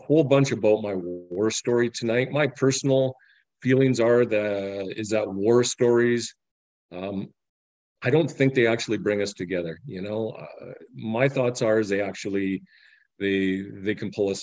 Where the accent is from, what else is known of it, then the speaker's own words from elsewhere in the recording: Medicine Hat, Alberta, Canada; I'm from Medicine Hat, Alberta, Canada.